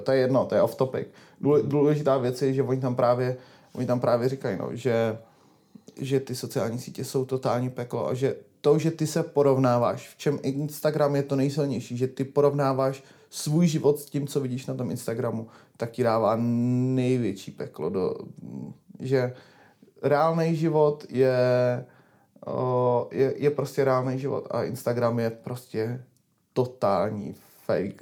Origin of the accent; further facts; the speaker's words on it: Prague, Czechia; já jsem prostě rodilej Pražák